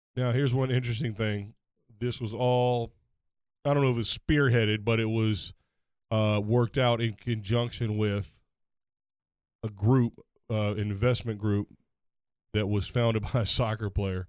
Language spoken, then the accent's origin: English; United States; I'm American